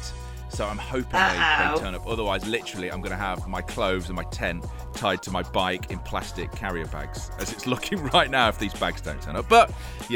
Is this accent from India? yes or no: no; United Kingdom; I'm British